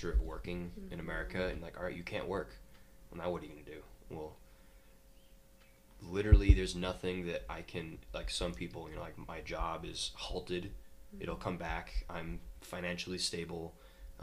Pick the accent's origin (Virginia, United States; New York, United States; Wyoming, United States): Wyoming, United States; moved away as an adult; growing up in Wyoming